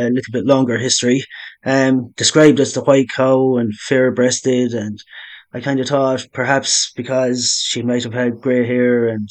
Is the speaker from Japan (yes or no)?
no; Ireland; being Irish or growing up in Ireland